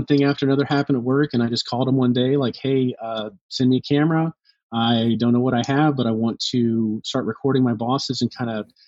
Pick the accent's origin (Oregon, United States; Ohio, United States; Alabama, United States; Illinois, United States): Alabama, United States; now in Tampa, United States; my home state of Alabama